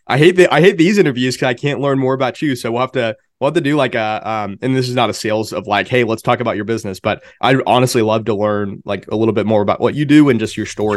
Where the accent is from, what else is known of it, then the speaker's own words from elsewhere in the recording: Pennsylvania, United States; also born or lived in Enid, Oklahoma; now in Oklahoma City, United States; I grew up in Pennsylvania